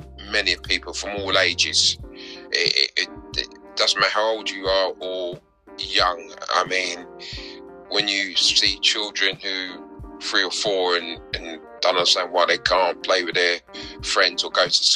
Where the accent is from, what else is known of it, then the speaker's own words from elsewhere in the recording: London, United Kingdom; I'm a typical South London boy. Born and bred in South London, schooled in South London